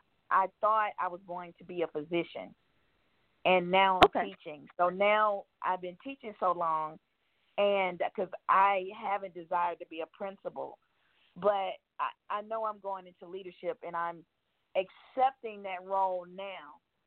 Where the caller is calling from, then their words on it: Georgia, United States; I'm from Georgia.